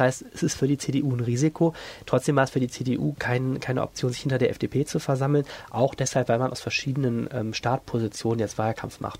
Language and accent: German; Düsseldorf, North Rhine-Westphalia, Germany; wir Düsseldorfer